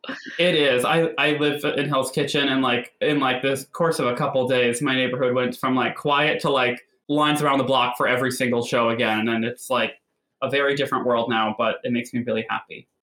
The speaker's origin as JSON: {"language": "English", "region": "Connecticut", "country": "United States", "said": "I'm also from Connecticut"}